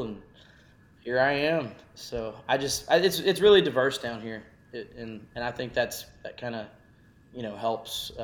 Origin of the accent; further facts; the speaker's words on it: Texas, United States; growing up in Texas, it allowed me to be exposed to many different cultures and sounds of music